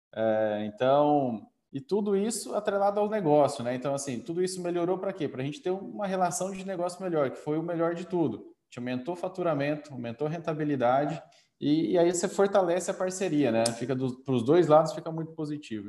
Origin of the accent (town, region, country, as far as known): Campo Grande, Mato Grosso do Sul, Brazil; born or raised there; also born or lived in northern Paraná